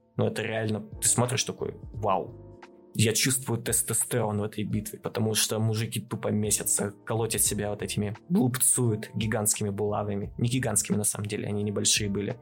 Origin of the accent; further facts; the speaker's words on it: Chelyabinsk, Chelyabinsk Oblast, Russia; я как челябинец